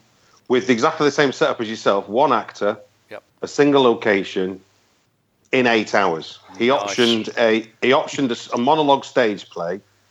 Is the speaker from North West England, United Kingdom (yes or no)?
yes; Manchester, North West England, United Kingdom; moved away as an adult; now in London, United Kingdom; I grew up in North Manchester